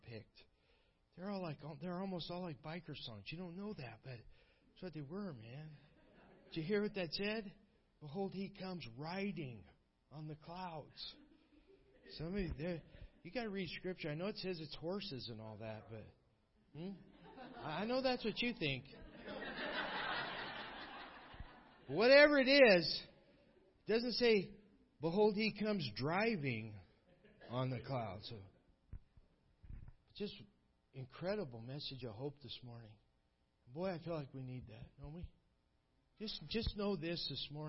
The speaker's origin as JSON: {"language": "English", "country": "United States", "tie": "born or raised there", "also_born_or_lived": "Ukraine", "moved": "as an adult", "said": "I was born in America."}